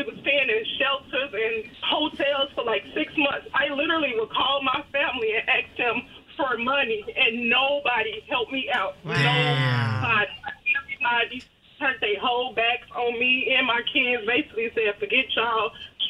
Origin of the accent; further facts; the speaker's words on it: Chicago, Illinois, United States; now in Dallas, United States; I'm from Chicago